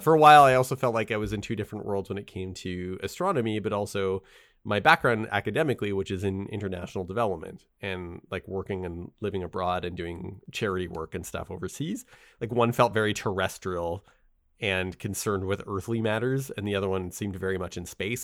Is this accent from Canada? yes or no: yes; Canada; I was born in Canada.